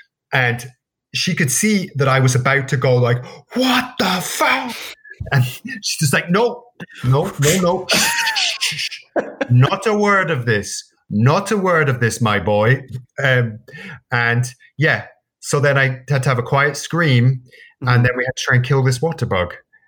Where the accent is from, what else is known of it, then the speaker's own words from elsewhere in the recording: Scotland, United Kingdom; Why would I not know what a mosquito is? He's like, well, you're from Scotland.